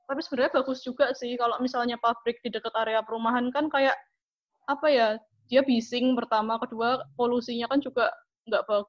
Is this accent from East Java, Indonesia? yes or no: no; Yogyakarta, Special Region of Yogyakarta, Indonesia; Aku asal Jogja.